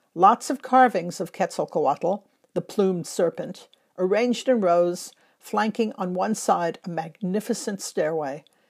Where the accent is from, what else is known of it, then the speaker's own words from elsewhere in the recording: Los Angeles, California, United States; now in London, United Kingdom; one in Los Angeles, my hometown